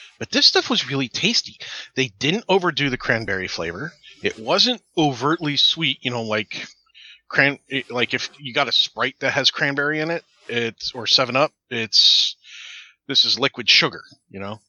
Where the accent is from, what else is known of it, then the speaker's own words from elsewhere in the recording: New York, United States; I'm from New York